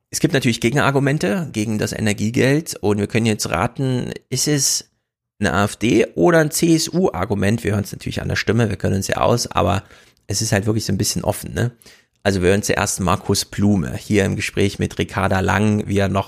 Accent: North Rhine-Westphalia, Germany; Ich komme aus dem Sauerland, also bei uns scheint die Sonne nachts nicht.

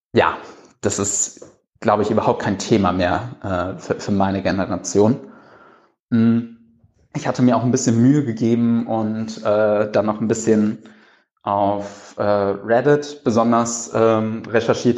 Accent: Cologne, North Rhine-Westphalia, Germany; also born or lived in Berlin; als Kölner

